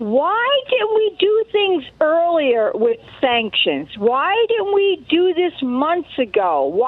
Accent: New Jersey, United States; now in Cleveland, North Carolina, United States; I'm not originally from North Carolina. I'm a Jersey girl.

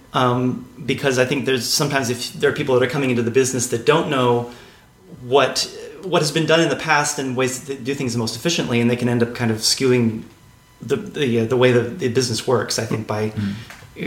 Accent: San Angelo, Texas, United States; also born or lived in Denton, Texas; I grew up in Texas, actually, in a small town uh, called San Angelo in okay. West Texas

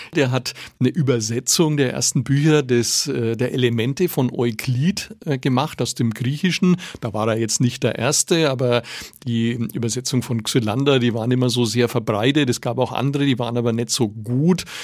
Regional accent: Nuremberg, Bavaria, Germany; als Nürnberger

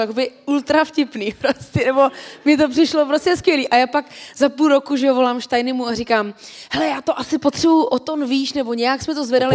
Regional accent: Czechia; tady u nás v Čechách

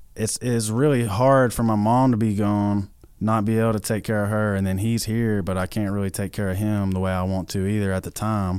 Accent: White House, Tennessee, United States; moved away as an adult; now in Nashville, United States; I'm from White House, Tennessee. It's a town of just thousands of people

